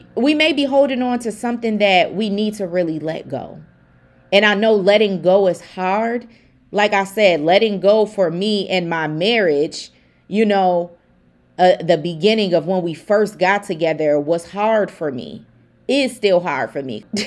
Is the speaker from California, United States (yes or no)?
no; Buffalo, New York, United States; I'm from Buffalo, New York